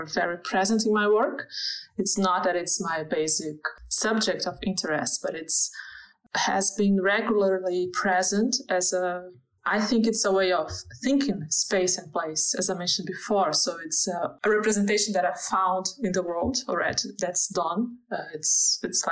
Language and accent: English; Brazil; English is a second language; moved away as an adult; now in Germany; I'm from Brazil, and even when I the first big move I made was inside Brazil